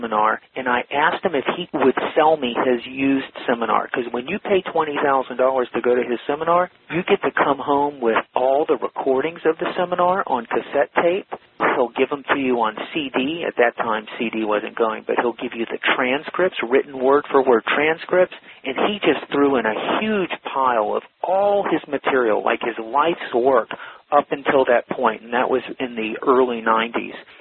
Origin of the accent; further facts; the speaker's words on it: Atlanta, Georgia, United States; moved away as an adult; also born or lived in Alabama / San Diego, California; now in California, United States; I'm a Southern boy, and grew up in Atlanta